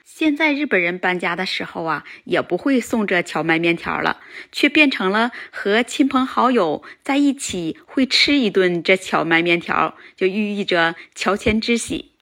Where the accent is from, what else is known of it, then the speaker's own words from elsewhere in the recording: Northeast China, China; moved away as an adult; now in Japan; 我是东北人